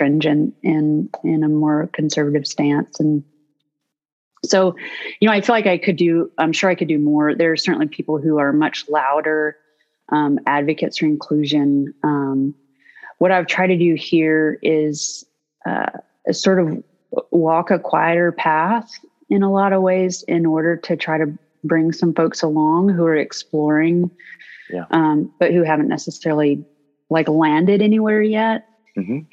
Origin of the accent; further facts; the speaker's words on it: North Georgia, United States; I grew up in the South in North Georgia